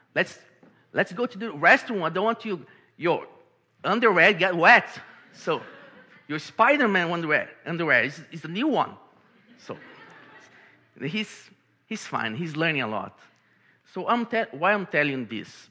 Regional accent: Brazil; English is a second language; moved away as an adult; now in Baltimore, United States; I'm from Brazil, and I came to this beautiful country called United States, to this beautiful city called Baltimore

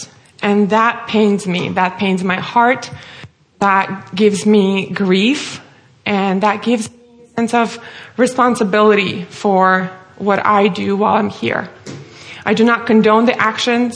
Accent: Russia; moved away as an adult; now in United States; as my name and accent may give away, I'm originally from Russia. I'm born and raised there, lived there all my life until the age of 22, and then I moved here to the U.S.

